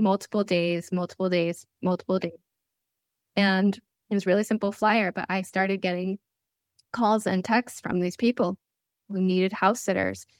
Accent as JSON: {"language": "English", "region": "Connecticut", "country": "United States", "tie": "born or raised there", "also_born_or_lived": "Italy", "moved": "as an adult", "said": "this was my hometown in Connecticut."}